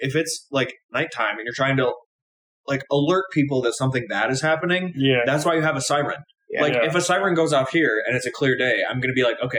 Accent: Midwest, United States; growing up in the Midwest, we have sirens, but they're for tornadoes.

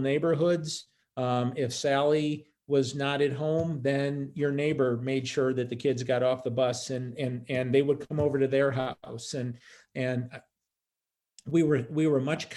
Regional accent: United States; my heart as an American

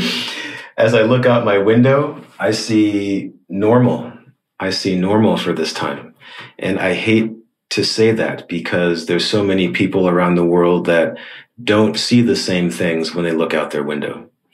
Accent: New York, United States; moved away as an adult; now in Shanghai, China; I'm speaking from Shanghai, China, but originally from New York in the US

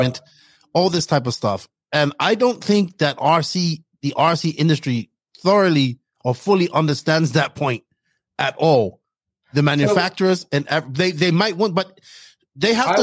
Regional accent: Bermuda; moved away; I'm from Bermuda originally

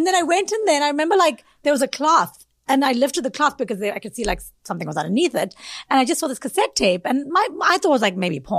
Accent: South Africa; moved away as an adult; also born or lived in India; now in New York, United States; Because I'm originally from South Africa and then I moved to India afterwards.

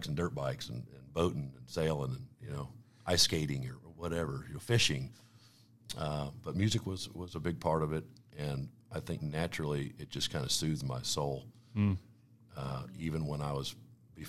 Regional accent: Weatherby Lake, Missouri, United States; I was supposed to grow up in Platte County, and was raised by, two hardworking parents that raised four boys, and I grew up, moved to Wetherby Lake in 1984

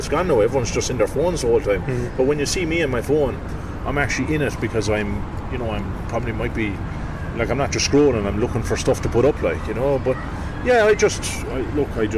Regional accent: Youghal, Munster, Ireland; I'm from Youghal, and we got a local radio station, Community Radio Youghal

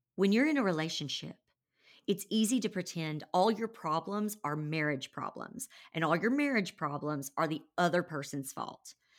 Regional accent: Conway, Arkansas, United States; moved away as an adult; also born or lived in Nashville, Tennessee; I had moved back to my hometown of Conway, Arkansas

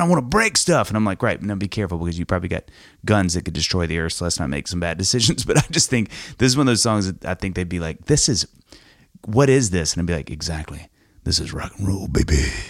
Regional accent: United States; as an American dude

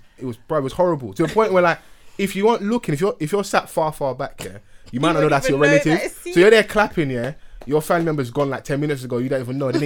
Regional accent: London, United Kingdom; I'm from Southeast London.

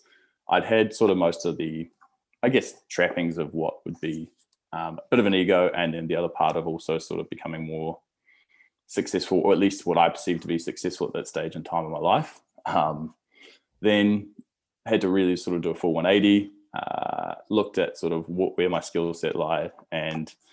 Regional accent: Clyde, Otago, New Zealand; also born or lived in Southport, Gold Coast, Queensland, Australia; moved over to a place called Clyde when I was 10 years old, which is in central Otago, so a very, very small town, I think maybe now like population of 1,200. Grew up there

